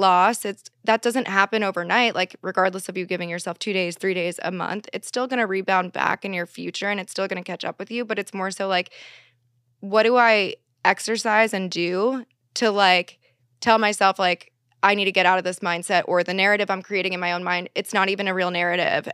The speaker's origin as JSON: {"language": "English", "region": "East Coast", "country": "United States", "moved": "yes", "lives_now": "Los Angeles, United States", "said": "I am from the East Coast"}